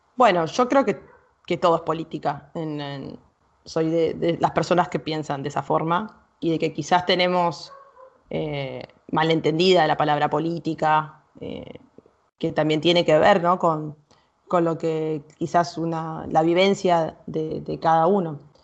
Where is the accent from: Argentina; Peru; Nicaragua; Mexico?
Argentina; Yo soy argentina y tengo otra cultura, otras creencias